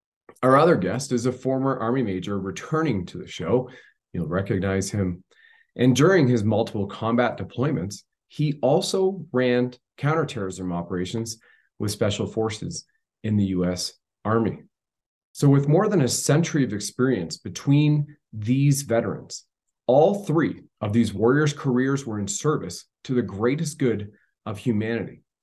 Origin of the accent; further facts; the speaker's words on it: Canada; I'm just your everyday Canadian.